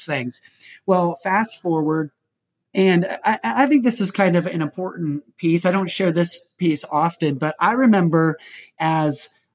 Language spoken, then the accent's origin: English; Indiana, United States; I'm from Indiana